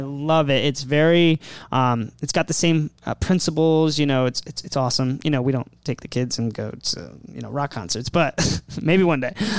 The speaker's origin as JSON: {"language": "English", "region": "Maryland", "country": "United States", "moved": "yes", "said": "I'm from Maryland. I moved here."}